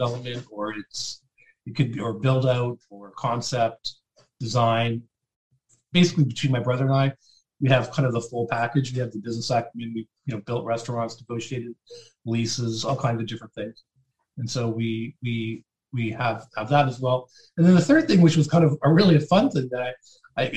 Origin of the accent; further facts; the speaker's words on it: St. Catharines, Ontario, Canada; also born or lived in Port Colborne, Ontario; we moved actually from Port Colborne into St. Catharines when I was fairly young. And that's where I grew up.